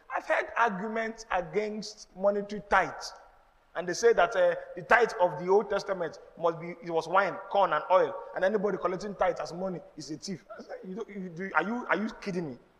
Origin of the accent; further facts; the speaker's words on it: Nigeria; I'm Nigerian, I'm not Jewish